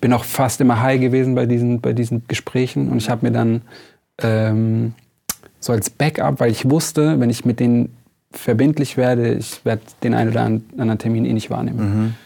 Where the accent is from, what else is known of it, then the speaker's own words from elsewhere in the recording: Lörrach, Baden-Württemberg, Germany; bei uns in Lörrach